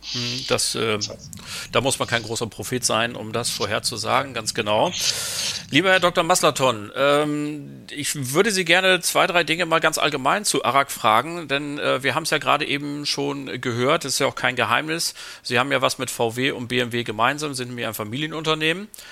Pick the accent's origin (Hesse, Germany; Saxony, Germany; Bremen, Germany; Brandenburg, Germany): Bremen, Germany; Meine Heimatstadt